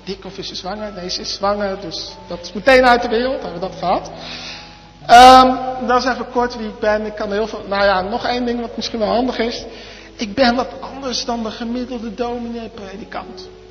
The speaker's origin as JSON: {"language": "Dutch", "town": "Arnhem", "region": "Gelderland", "country": "Netherlands", "tie": "born or raised there", "also_born_or_lived": "Gouda", "moved": "yes", "lives_now": "Zwijndrecht, Netherlands", "said": "ik ben geboren in Gouda, opgegroeid in Arnhem. En ik woon nu in Zwijndrecht"}